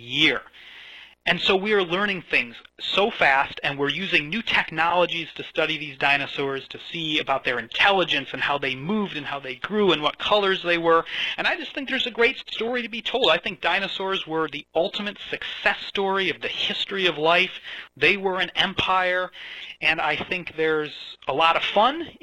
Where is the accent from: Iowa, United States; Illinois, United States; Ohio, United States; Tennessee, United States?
Illinois, United States; Chicago; moved away as an adult; now in Edinburgh, United Kingdom; I grew up around Chicago, but through the twists and turns of fate, I've found my way out here to Scotland